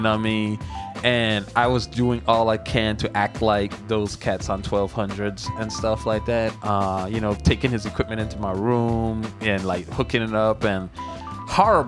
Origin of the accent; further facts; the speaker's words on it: U.S. Virgin Islands; I'm from the Virgin Islands, St. Thomas, USVI